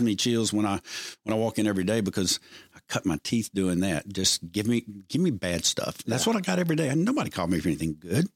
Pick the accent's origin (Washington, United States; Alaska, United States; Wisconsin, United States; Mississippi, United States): Mississippi, United States; Edwards; I was from Edwards, Mississippi